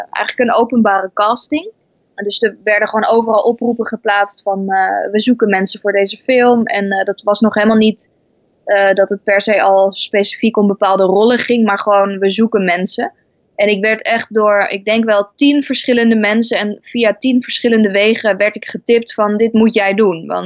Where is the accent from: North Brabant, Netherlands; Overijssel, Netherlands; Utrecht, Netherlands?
Overijssel, Netherlands; accent: Twents; we hebben nooit het echt dialect gepraat. Wel allemaal met accent, maar niet het echte Twentse dialect.